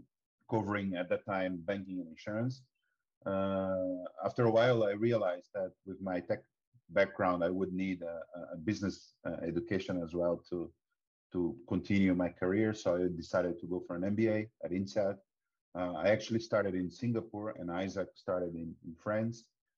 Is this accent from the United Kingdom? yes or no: no; Brazil; As you can notice from my accent, I'm Brazilian. Although I've been most of my life abroad as well, I'm a computer engineer.